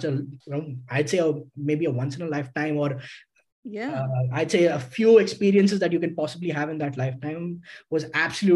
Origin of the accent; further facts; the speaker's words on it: Karnataka, India; although Manipal is in Karnataka and I am from Karnataka